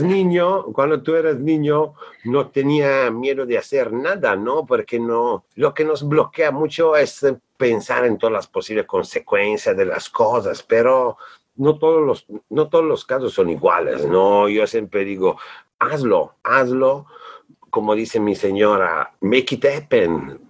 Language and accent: Spanish; Bolzano, Trentino-Alto Adige, Italy; Spanish is a second language; now in Mexico; yo nací en Italia, en un pueblo de las montañas del norte que se llama Bolzano